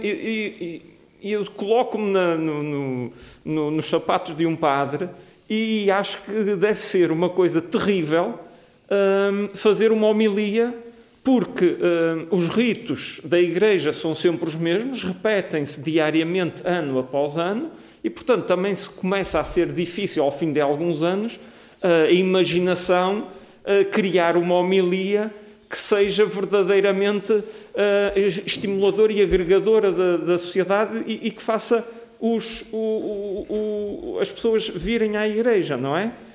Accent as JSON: {"language": "Portuguese", "country": "Portugal", "said": "nós somos portugueses, partilhamos a mesma língua"}